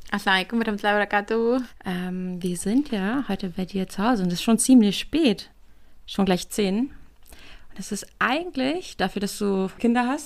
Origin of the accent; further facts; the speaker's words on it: Northern Germany, Germany; Ich komme ja nicht aus Frankfurt, ich komme ja aus dem Norden.